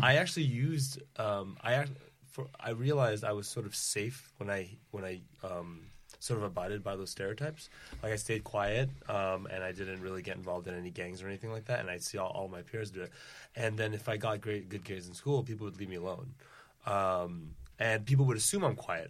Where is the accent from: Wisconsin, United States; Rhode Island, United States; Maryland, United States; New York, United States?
Rhode Island, United States; Providence; I'm from, uh, Providence, Rhode Island